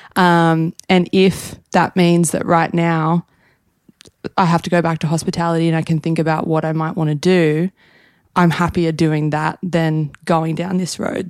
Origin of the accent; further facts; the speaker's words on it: Newcastle, New South Wales, Australia; moved away as an adult; now in New York, United States; We're Australian.